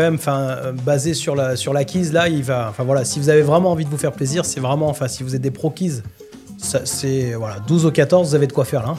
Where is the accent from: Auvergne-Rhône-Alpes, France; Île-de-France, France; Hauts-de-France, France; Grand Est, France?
Auvergne-Rhône-Alpes, France; Lyon; moved away; also born or lived in Provence; je suis de Lyon à l'origine, ça fait longtemps que j'ai quitté.